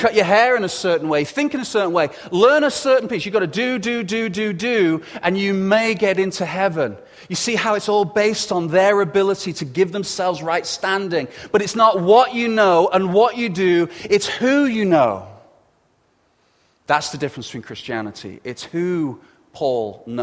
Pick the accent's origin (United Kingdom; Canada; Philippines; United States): United Kingdom; England; being English